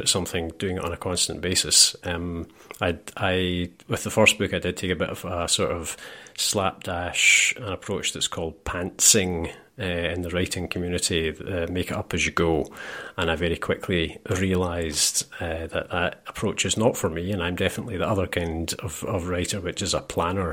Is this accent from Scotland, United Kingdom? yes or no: yes; Scotland, United Kingdom; I'm Scottish